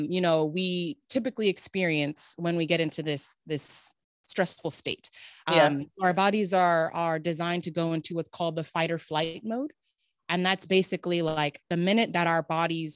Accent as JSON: {"language": "English", "town": "Riverside", "region": "California", "country": "United States", "tie": "born or raised there", "also_born_or_lived": "Davis, California", "said": "I am a California native, born and raised. So I was born in Riverside, California"}